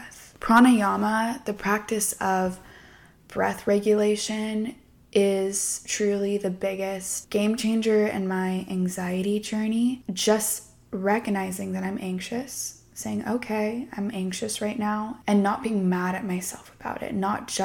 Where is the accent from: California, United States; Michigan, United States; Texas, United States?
California, United States; Southern; I grew up in Southern California